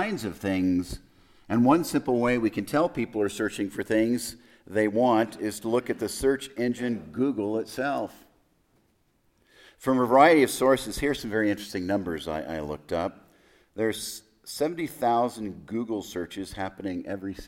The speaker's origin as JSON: {"language": "English", "town": "El Paso", "region": "Texas", "country": "United States", "tie": "born or raised there", "said": "I was born in El Paso"}